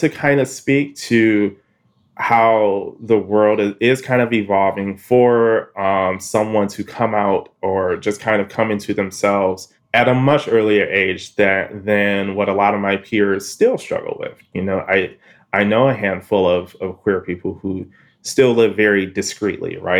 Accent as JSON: {"language": "English", "town": "Detroit", "region": "Michigan", "country": "United States", "tie": "born or raised there", "said": "I'm from Detroit"}